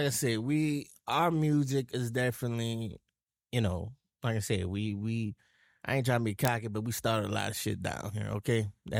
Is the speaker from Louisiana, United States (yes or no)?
yes; New Orleans, Louisiana, United States; she was like, where are you from? I said, New Orleans. She's like, you don't have a Louisiana accent, a Southern accent.